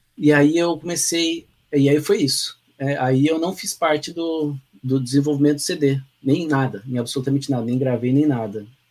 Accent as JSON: {"language": "Portuguese", "town": "Pindamonhangaba", "region": "São Paulo", "country": "Brazil", "tie": "born or raised there", "also_born_or_lived": "England", "moved": "as an adult", "lives_now": "Lages, Brazil", "said": "na minha cidade natal, né, Pindamonhangaba"}